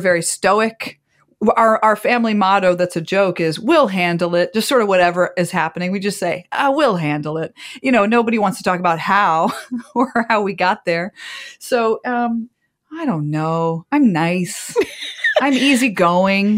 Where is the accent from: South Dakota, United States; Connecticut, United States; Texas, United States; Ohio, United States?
Ohio, United States; Copley; moved away as an adult; also born or lived in Wisconsin / Chicago; I grew up in Ohio. In fact, my entire family is still in my hometown